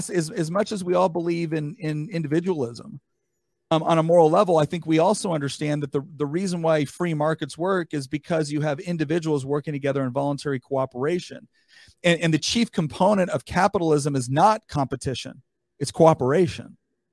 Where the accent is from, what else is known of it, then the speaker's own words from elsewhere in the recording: California, United States; I was born and raised in California.